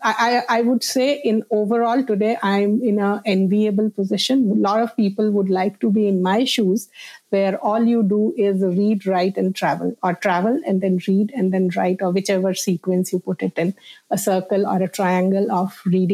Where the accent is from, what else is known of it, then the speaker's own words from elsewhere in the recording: India; And I grew up in India in various places because my father worked in the defense.